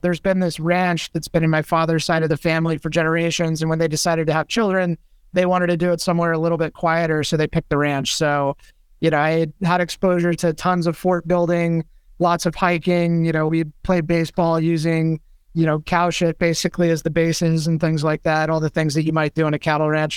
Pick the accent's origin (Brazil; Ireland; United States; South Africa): United States; Mojave Desert, Southern California; moved away as an adult; also born or lived in Bay Area / East Coast; I grew up in Southern California in the Mojave Desert on a cattle ranch